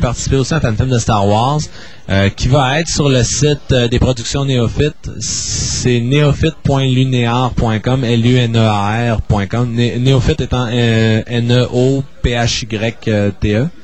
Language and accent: French; Chicoutimi, Quebec, Canada; also born or lived in Toronto; je suis né à Toronto pendant les études de mon père, mais disons que de façon générale, là, j'ai toujours demeuré à Chicoutimi